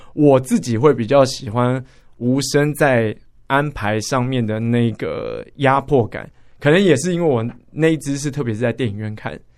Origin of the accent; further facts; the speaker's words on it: Taipei, Taiwan; 我们台北人，北部人